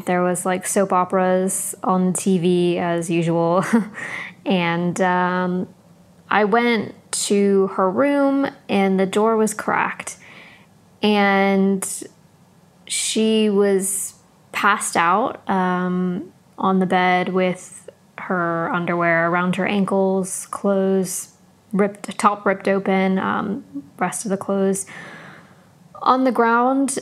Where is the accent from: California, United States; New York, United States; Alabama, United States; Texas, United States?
California, United States; San Diego; now in London, United Kingdom; we grew up in San Diego, California